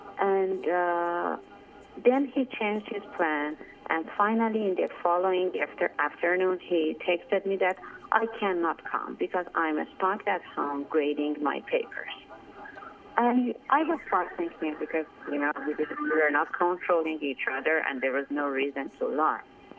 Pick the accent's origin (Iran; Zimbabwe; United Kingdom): Iran; English is a second language; moved away as an adult; now in United States; because I came from Iran to the States, and that's why I didn't get opportunity to make any other relationship.